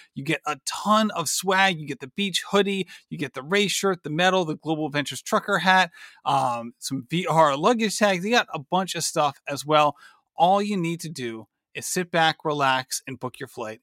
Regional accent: Barrington, Rhode Island, United States; my hometown

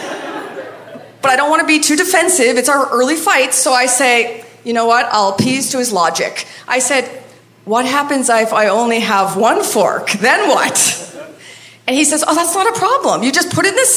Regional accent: Maine, United States; moved away; I'm from Maine

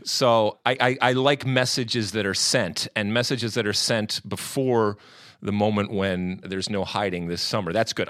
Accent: United States; as an American.

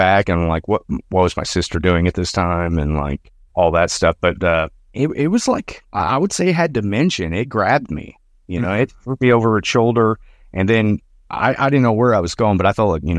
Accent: Arkansas, United States; So I'm from Northwest Arkansas. All these stories pretty much take place in Northwest Arkansas

